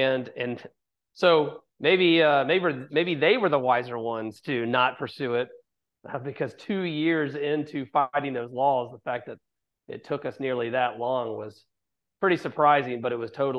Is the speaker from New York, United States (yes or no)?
no; Chattanooga, Tennessee, United States; also born or lived in Auburn, Alabama; founder, CEO of Chattanooga Whiskey. I was born and raised in Chattanooga, Tennessee.